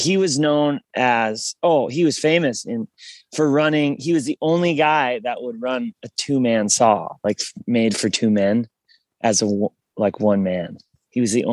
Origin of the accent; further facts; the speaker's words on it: Kalispell, Montana, United States; moved away as an adult; now in Nashville, United States; We're both actually from the same town in Montana.